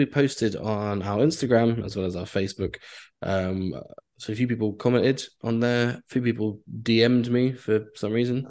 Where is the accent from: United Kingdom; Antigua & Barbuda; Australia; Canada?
Canada; As a Canadian.